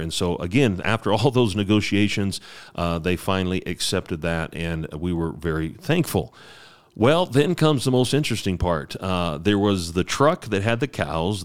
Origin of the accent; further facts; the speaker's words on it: United States; moved away; I'm an American